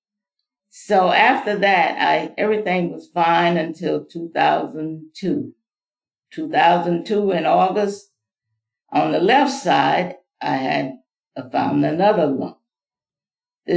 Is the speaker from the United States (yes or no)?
yes; Mississippi, United States; now in Florida, United States; I was born in Mississippi, came from a large family. I'm the 11th of 15 children.